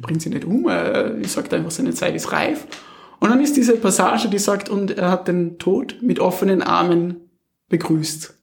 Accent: Wallersee, Salzburg surroundings, Austria; moved away; das wirkliche Zuhause, da wo man herkommt, ist auch Salzburg, Salzburger Umland, okay. Wallersee

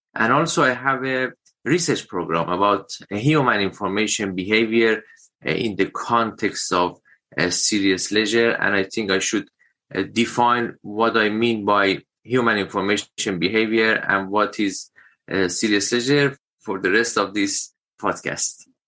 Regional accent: Iran; moved away as an adult; also born or lived in United Kingdom; now in Wagga Wagga, Australia; my home country, Iran

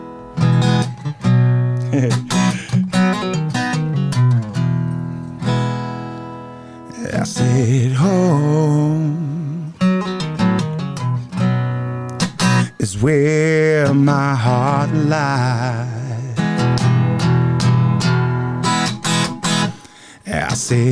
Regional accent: Lower Hutt, Wellington, New Zealand; moved away; I was born and bred in Hutt Valley, Wellington

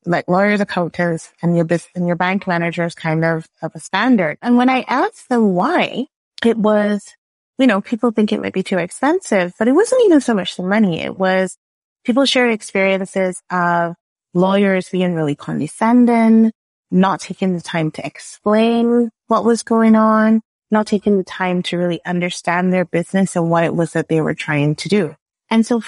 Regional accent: Barbados; now in Canada; I am a Canadian / Bajan. I grew up in Barbados. That's where the accent is from

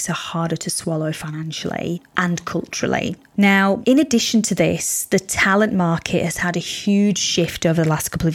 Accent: Yorkshire and the Humber, United Kingdom; moved away as an adult; also born or lived in Spain; now in Sydney, Australia; I was born in Spain, bred in Yorkshire, and now living in somewhat sunny Sydney.

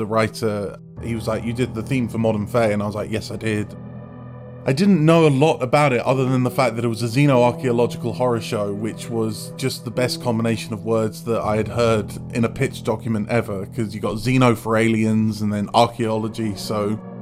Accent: Bedfordshire, East of England, United Kingdom; I'm a composer from Bedfordshire

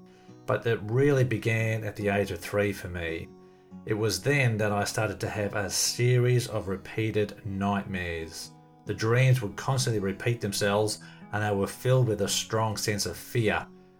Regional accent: Melbourne, Victoria, Australia; born there; I was born in Melbourne, Australia in 1966.

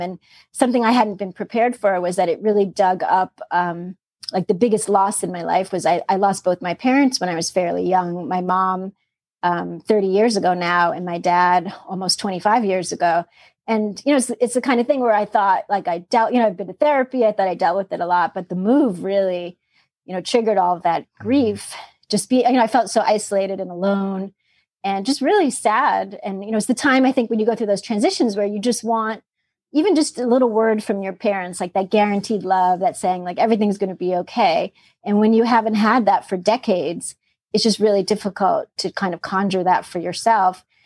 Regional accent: New York City, New York, United States; also born or lived in Austin, Texas; now in Philadelphia suburbs, United States; growing up in Queens

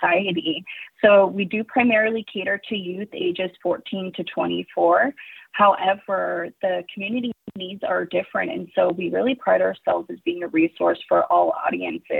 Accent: Nesquehoning, Pennsylvania, United States; I am a Lenape woman from Neskohoning, Pennsylvania. My family is from this area for many generations, and I'm honored to call these my ancestral lands.

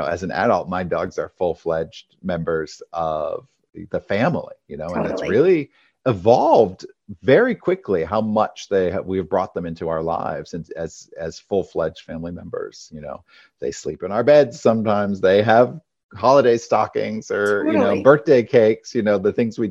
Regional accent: Maine, United States; In Maine. So in a rural state, we had a house with a barn.

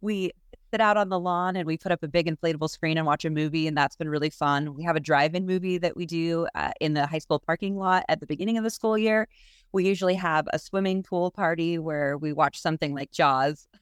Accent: Salmon, Idaho, United States; I was born and raised here in Salmon

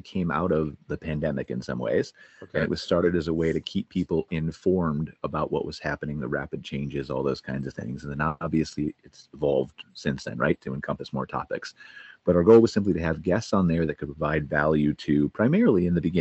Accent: Cleveland, Ohio, United States; moved away as an adult; now in Calgary, Canada; I'm American. I was born in Cleveland, Ohio. But in February of 2021, I moved to Canada, to Calgary, Canada.

